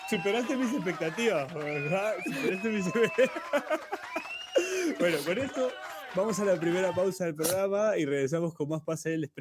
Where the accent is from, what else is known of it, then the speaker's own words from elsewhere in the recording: Peru; No, hermano, te lo digo como peruano, te lo digo como peruano